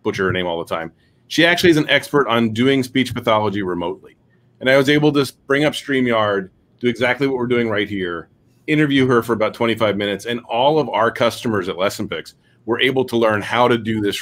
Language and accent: English; Tarpon Springs, Florida, United States; I am from West Florida, so just northwest of Tampa, actually Tarpon Springs.